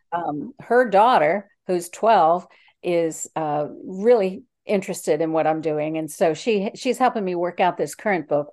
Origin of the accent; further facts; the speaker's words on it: DC suburbs, Maryland, United States; now in Yorktown, United States; I grew up in Maryland in the D C suburbs.